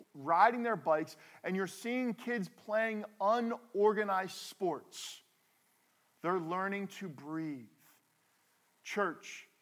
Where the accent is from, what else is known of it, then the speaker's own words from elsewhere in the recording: New Jersey, United States; We are from New Jersey. We are from the Northeast.